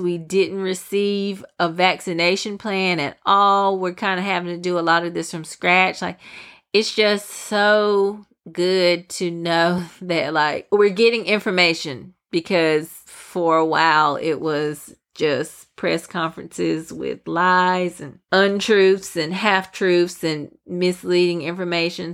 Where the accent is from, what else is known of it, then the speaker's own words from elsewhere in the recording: United States; we as the American people